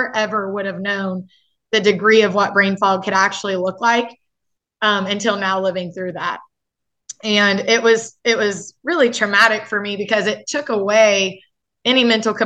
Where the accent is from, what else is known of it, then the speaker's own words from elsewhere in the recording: Effingham, Illinois, United States; I am from Effingham, Illinois